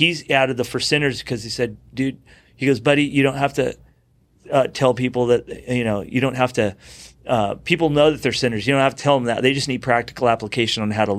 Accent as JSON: {"language": "English", "region": "California", "country": "United States", "said": "You know, we're all originally from the South Bay, so I was the youngest to come down here to Capo Beach and then Dana Point Mission Viejo."}